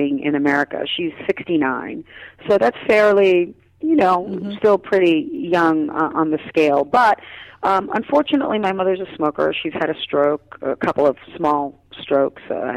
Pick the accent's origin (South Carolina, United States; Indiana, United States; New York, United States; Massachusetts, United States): New York, United States; New York City; also born or lived in Trinidad; We grew up in Queens, in Brooklyn and in Queens.